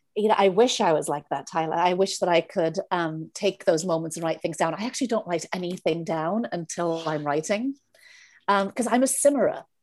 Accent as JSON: {"language": "English", "region": "Wales", "country": "United Kingdom", "moved": "yes", "said": "I'm from Wales. I always start with that 'cause people are always like, \"Where are you from?\" So I'm from Wales"}